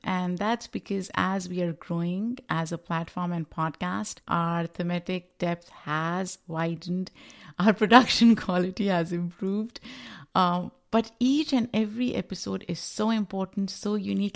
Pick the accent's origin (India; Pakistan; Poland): Pakistan; moved away as an adult; now in New York, United States; I am a Pakistani immigrant living in the United States, um, New York